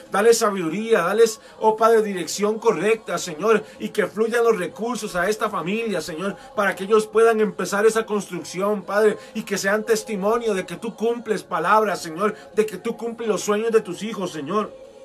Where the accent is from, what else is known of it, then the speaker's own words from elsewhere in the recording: Costa Rica; como decimos aquí en Costa Rica